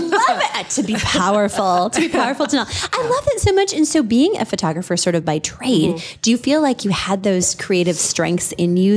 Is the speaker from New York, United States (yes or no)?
no; Minneapolis, Minnesota, United States; moved away as an adult; now in South Dakota, United States; I was born and bred in the Twin Cities